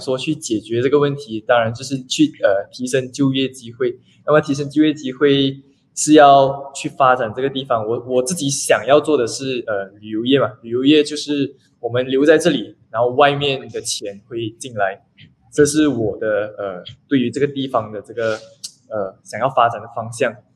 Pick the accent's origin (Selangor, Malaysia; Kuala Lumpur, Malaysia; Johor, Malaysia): Selangor, Malaysia; Banting; 我是， 呃， 本地人